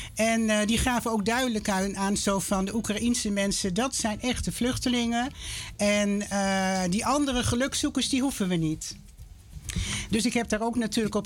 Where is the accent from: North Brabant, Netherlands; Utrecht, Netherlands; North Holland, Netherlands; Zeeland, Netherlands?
North Holland, Netherlands; Amsterdam; now in Lelystad, Netherlands; ik ben opgegroeid in Amsterdam. Hartje Amsterdam inderdaad.